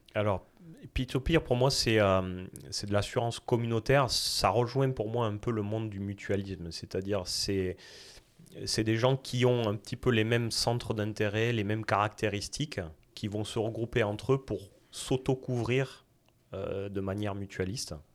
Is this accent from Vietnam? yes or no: no; south-west France, France; accent: south-west French; moved away as an adult; now in Montreal, Canada; originaire de France et mon accent, c'est même le sud-ouest de la France.